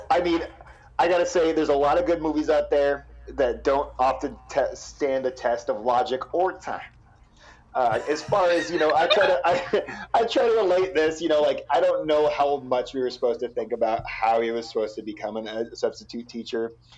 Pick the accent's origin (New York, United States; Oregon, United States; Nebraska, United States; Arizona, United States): Oregon, United States; Portland; growing up in Portland